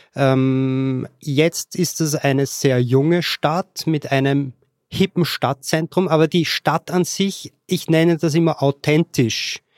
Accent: Vienna, Austria; accent: Austrian; moved away as an adult; also born or lived in Lower Austria; now in Katowice, Poland; Ursprünglich komme ich aus Wien. Geboren wurde ich in Niederösterreich, habe aber dann den Großteil meines Lebens in Wien gewohnt

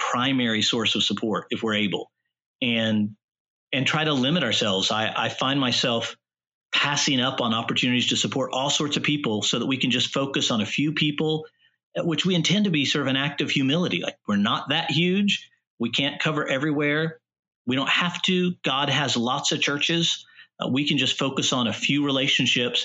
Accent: Texas, United States; now in Washington, D.C., United States; I'm from Texas

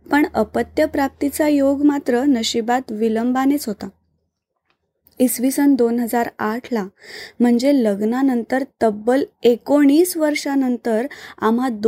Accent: Pune, Maharashtra, India; now in Panaji, India; सध्या पणजी गोवा येथे वास्तव्यास आहे माझं माहेर पुण्याला तिथून शेगावची पालखी जायची

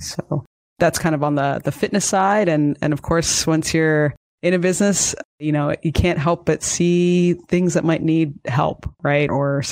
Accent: Canada; also born or lived in United States; I'm actually Canadian.

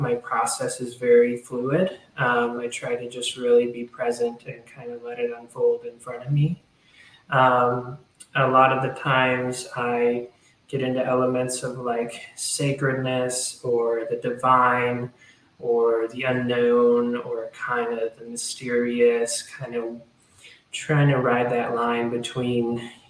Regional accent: Southern United States, United States; I guess, an homage to my home and just growing up in the South

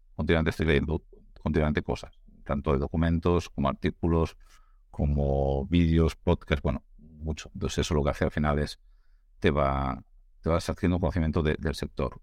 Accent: Navarre, Spain; now in Catalonia, Spain; soy un, navarro viviendo en, Cataluña

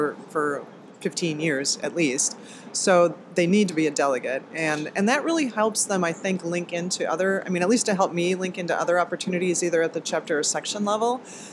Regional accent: Wisconsin, United States; I'm from Wisconsin

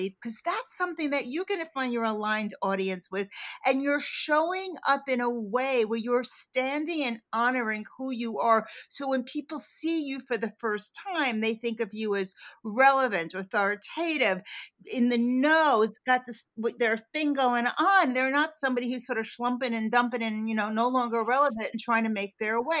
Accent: New York, United States; I'm a New Yorker. I was a downtown girl growing up.

